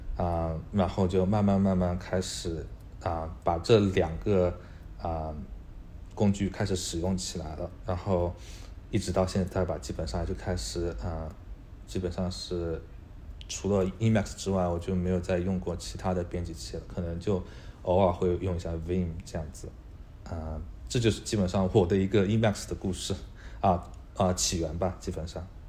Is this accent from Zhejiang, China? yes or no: yes; Hangzhou, Zhejiang, China; moved away as an adult; now in Australia; 之前我在国内的时候，我跟西瓜其实是在同一个城市，都是在杭州的。我在杭州长大，啊，然后在杭州一直从小学读到了大学。之后，啊，在大学读的其实是，啊，经济专业